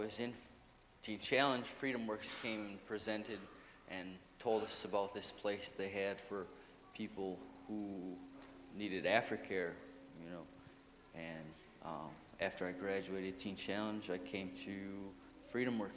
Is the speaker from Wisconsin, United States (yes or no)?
yes; North Wisconsin, United States; moved away; I grew up in North Wisconsin